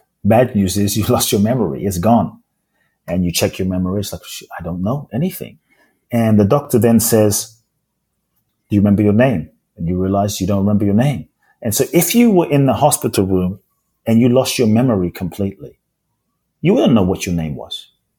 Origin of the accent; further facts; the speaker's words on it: Ghana; now in United Kingdom; Like, I don't feel like I'm from Ghana, even though I'm from Ghana. I don't feel like I'm British, even though I live in the UK. I don't feel like I'm Japanese.